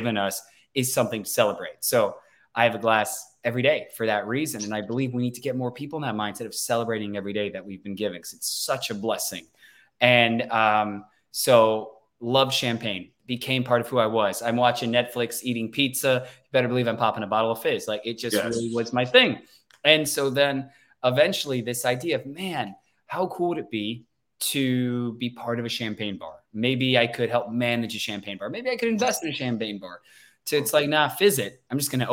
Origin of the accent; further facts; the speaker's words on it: Sacramento, California, United States; also born or lived in Cleveland, Ohio; born and raised in Sacramento